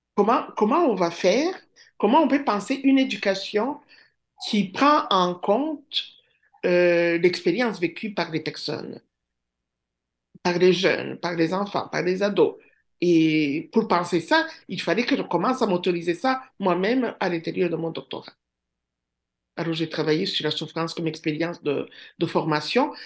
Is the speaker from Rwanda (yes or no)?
yes; Rwanda; first language Kinyarwanda; French is a second language; moved away as an adult; now in Rimouski, Canada; j'étais partie du Rwanda